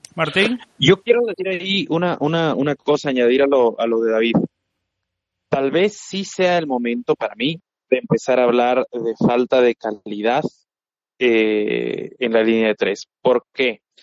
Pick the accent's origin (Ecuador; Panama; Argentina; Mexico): Ecuador; acá en Ecuador, en mi país